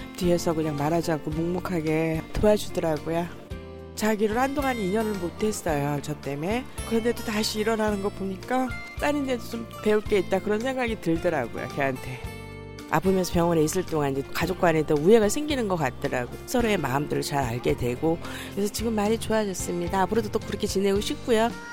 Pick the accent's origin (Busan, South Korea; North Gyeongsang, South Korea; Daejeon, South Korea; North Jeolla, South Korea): North Gyeongsang, South Korea; Andong; 저는 경북 안동 일찍에서 온